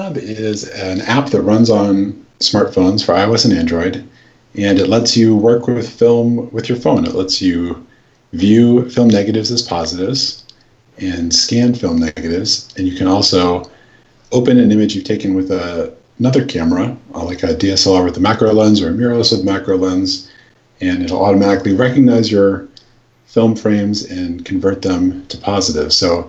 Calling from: West Kennebunk, Maine, United States; I'm calling from West Kennebunk, Maine.

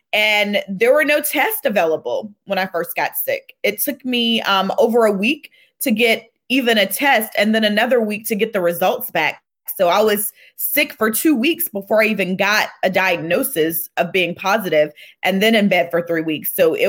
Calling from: Atlanta, Georgia, United States

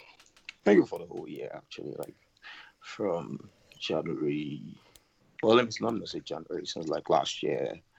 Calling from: Canada; I'm calling from Canada.

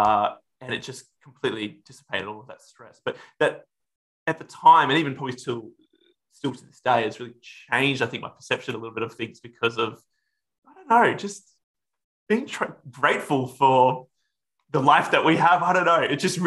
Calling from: West Melbourne, Victoria, Australia; No, I'm currently speaking to you from West Melbourne. I moved here about a year

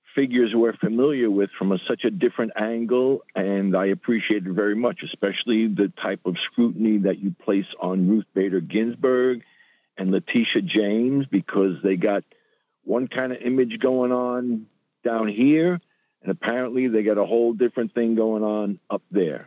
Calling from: New York, United States; I'm calling from the Northwest Bronx

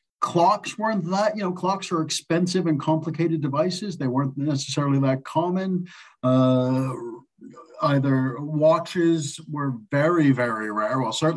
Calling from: Manhattan, New York, United States; I'm calling in from Manhattan.

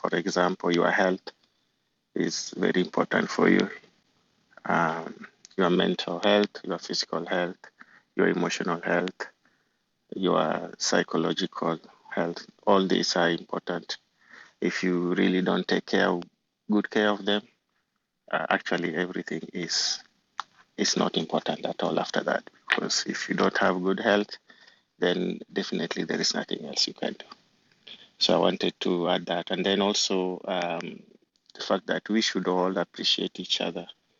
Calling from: New Jersey, United States; I'm joining you from the East Coast, from New Jersey.

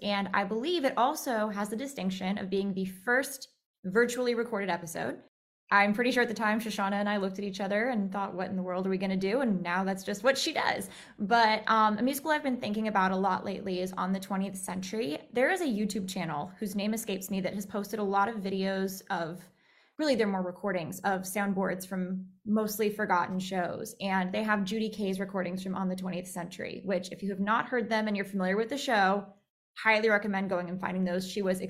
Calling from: Beverly Hills, California, United States; I am zooming in from Beverly Hills in California.

